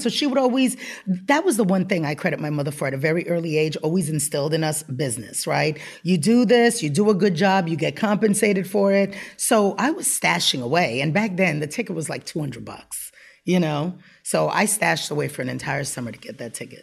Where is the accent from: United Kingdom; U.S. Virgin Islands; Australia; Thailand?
U.S. Virgin Islands; moved away; I was born and raised on the Upper West Side of Manhattan. My mom was a single mother and moved around to wherever she needed to, to take care of us. And when I was about eight years old, she moved to Saint Croix in the Virgin Islands.